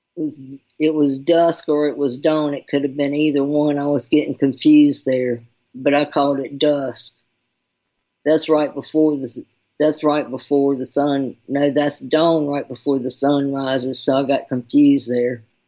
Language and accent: English; Charlotte, North Carolina, United States; I'm from North Carolina, Charlotte